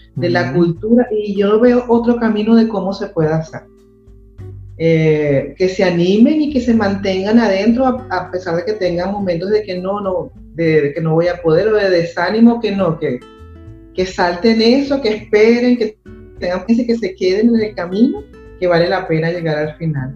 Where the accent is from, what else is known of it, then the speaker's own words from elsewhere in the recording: Ciudad Bolívar, Bolívar, Venezuela; moved away; yo soy de Ciudad Bolívar